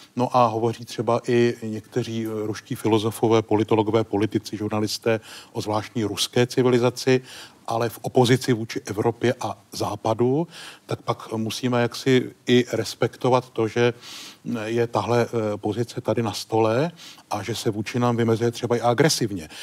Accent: Czechia; my jako Češi

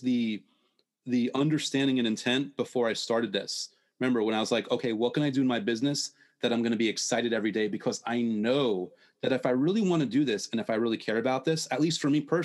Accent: United States; me growing up in the States

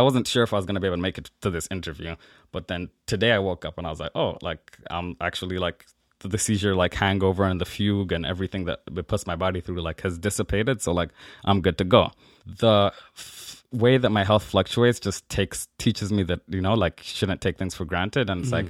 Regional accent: Nigeria; born there; But I was born in Nigeria and have my birth certificate like being Nigerian.

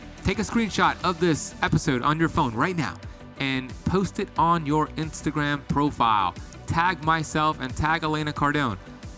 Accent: Miami, Florida, United States; with my story growing up here in Miami, addicted to drugs and bad habits.

